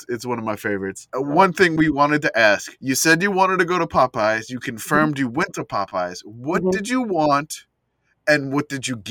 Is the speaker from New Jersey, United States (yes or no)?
no; Louisiana, United States; moved away; also born or lived in San Antonio; Well, I mean, I'm from Louisiana